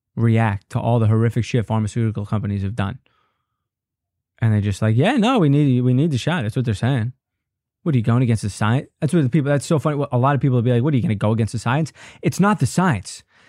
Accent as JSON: {"language": "English", "area": "Long Island", "region": "New York", "country": "United States", "tie": "born or raised there", "said": "I grew up on Long Island."}